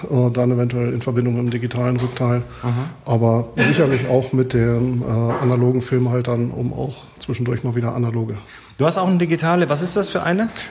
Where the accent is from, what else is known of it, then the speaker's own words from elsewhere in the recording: Hameln, Lower Saxony, Germany; ich komme aus, aus Hameln und ja, bin recht Technik interessiert